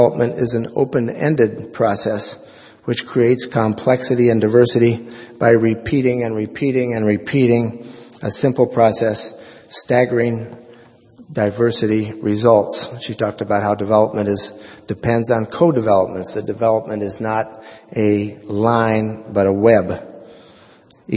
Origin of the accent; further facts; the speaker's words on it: Oregon, United States; the most important influence in my life was growing up in Oregon